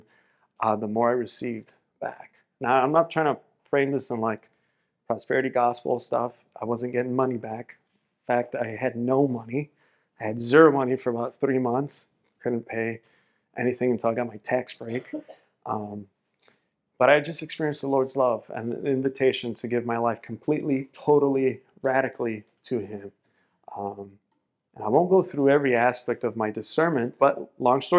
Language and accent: English; Miami, Florida, United States; I was born and raised in Miami, Florida